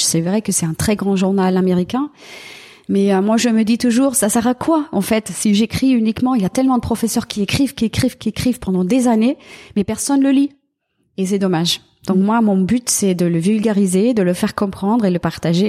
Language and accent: French; Germany; French is a second language; moved away; en tant qu'Allemand